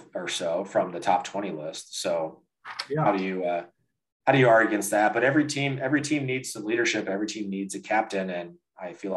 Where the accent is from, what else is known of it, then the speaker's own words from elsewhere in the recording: St. Louis, Missouri, United States; we're all pretty much local, born and raised in St. Louis.